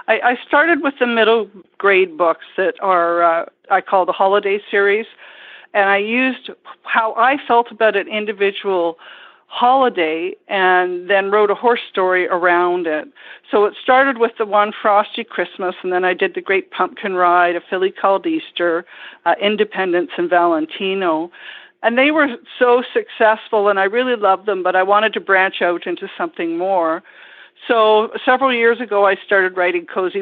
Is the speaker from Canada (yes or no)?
yes; Ottawa, Ontario, Canada; moved away as an adult; now in Vancouver Island, Canada; I grew up in Ottawa, in Ontario, originally